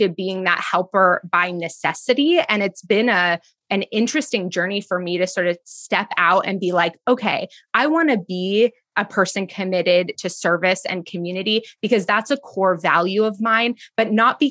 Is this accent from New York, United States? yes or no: no; East Bay, California, United States; I grew up in the East Bay in California